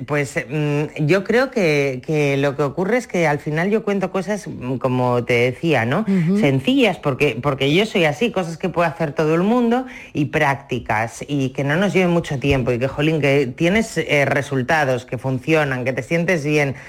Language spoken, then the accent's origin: Spanish; Asturias, Spain; en mi casa, como tú decías al principio, somos asturianos